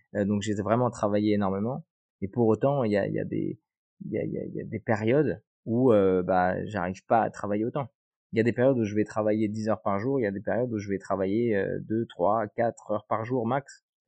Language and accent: French; Bayonne, Nouvelle-Aquitaine, France; on était basé à Bayonne, parce que moi je viens de Bayonne